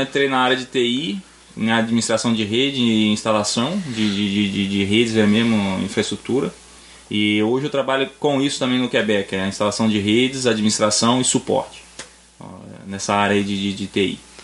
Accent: Vitória, Espírito Santo, Brazil; moved away as an adult; now in Canada; eu venho de Vitória

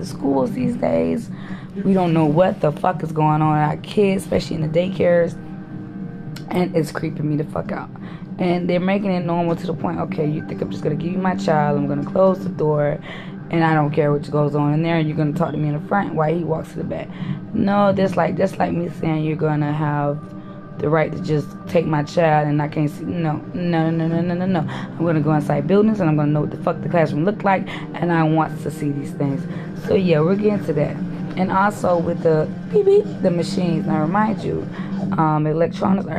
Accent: Brunswick, Georgia, United States; also born or lived in Miami, Florida / Bahamas; I'm from Brunswick, Georgia

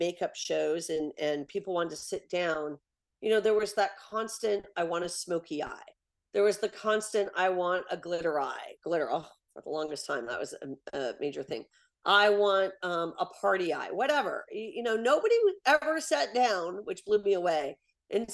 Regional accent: Portland, Oregon, United States; I'm from Portland, Oregon

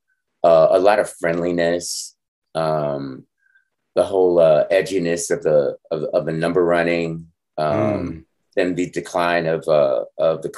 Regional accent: New York City, New York, United States; also born or lived in Brooklyn, New York; now in Harlem, New York; I was born in Brooklyn and raised in Rosedale.

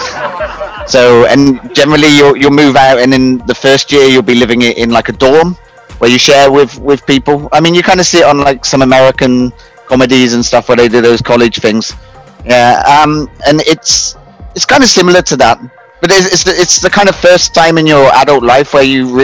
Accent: United Kingdom; now in Philippines; I'm from the UK.

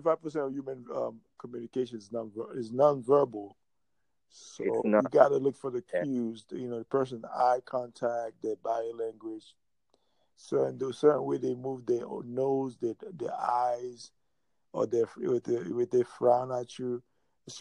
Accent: Jacksonville, Florida, United States; Florida, Jacksonville, Florida, North Florida

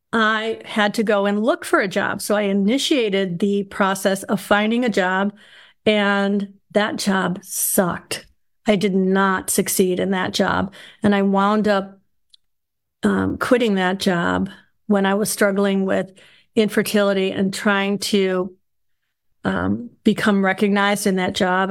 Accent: Chicago, Illinois, United States; now in North Georgia, United States; I was raised in Chicago

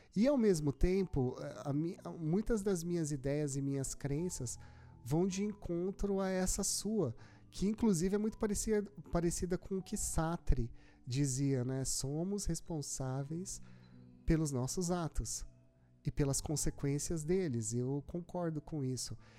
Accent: Brazil; Eu nasci no Brasil

